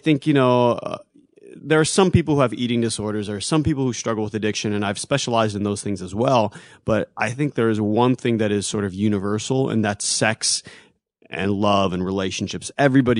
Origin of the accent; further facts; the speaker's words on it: Ohio, United States; moved away as an adult; also born or lived in Honolulu, Hawaii; now in California, United States; My mom moved me with her to Ohio